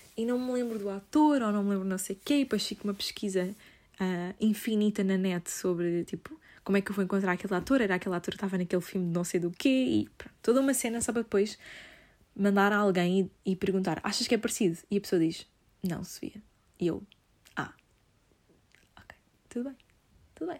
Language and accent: Portuguese; Lisbon, Portugal; sou de Lisboa